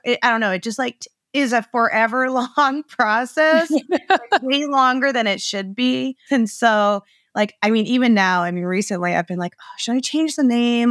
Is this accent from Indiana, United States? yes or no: no; Maine, United States; also born or lived in Arizona; I was born and raised in Maine.